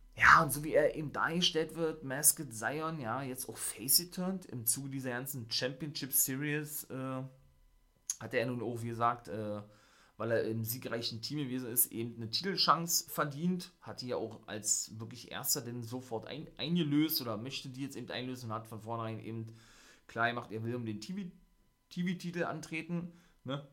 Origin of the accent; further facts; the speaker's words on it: Germany; bei uns in Deutschland, in Berlin